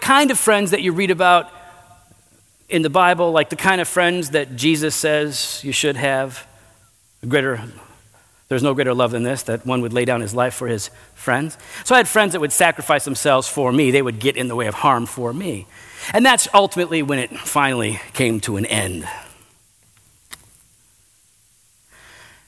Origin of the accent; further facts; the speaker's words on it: Geneva, Illinois, United States; also born or lived in West Chicago, Illinois; We moved to Geneva, the mean streets of Geneva, Illinois, right here. And of course, we were in the hood, you know, the east side. And so we were, you know, grew up in this town